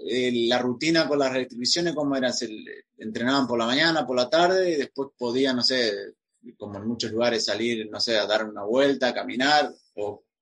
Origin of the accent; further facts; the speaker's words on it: Argentina; bueno, los argentinos somos muy amigueros, nos juntamos todo el rato, todo el tiempo.